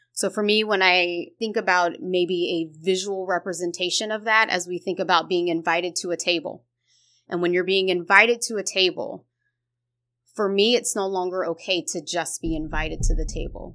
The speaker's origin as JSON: {"language": "English", "town": "Columbus", "region": "Ohio", "country": "United States", "tie": "born or raised there", "lives_now": "Cincinnati, United States", "said": "I originally am born and raised in Columbus, Ohio"}